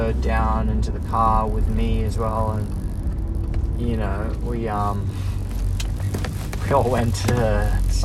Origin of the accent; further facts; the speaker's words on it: Blacktown, New South Wales, Australia; growing up in Blacktown